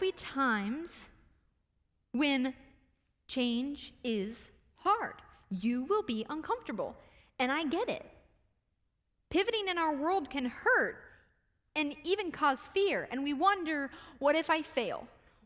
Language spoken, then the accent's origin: English; Ohio, United States; I was raised in Ohio